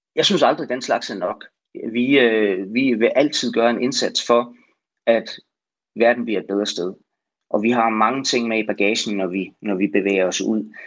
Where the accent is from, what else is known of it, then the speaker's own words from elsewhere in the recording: Denmark; Vi, vi bestemmer jo ikke alene som danskere